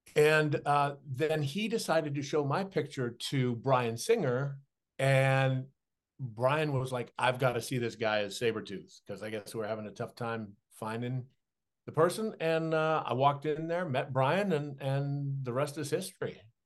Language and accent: English; Saskatchewan, Canada; moved away; as a kid growing up in Saskatchewan with dyslexia